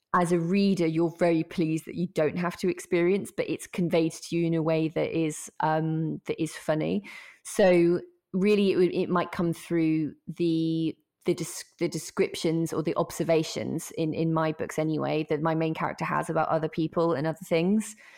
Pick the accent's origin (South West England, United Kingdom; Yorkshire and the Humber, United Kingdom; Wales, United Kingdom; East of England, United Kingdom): East of England, United Kingdom; Norfolk; I'm from Norfolk, um, and we've got a bit of a reputation in Norfolk